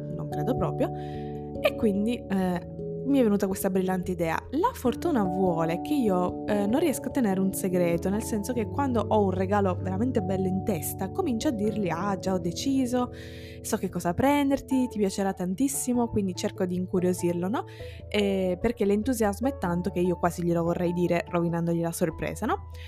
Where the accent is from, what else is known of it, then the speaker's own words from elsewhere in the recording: Ragusa, Sicily, Italy; io sono italiana, sono siciliana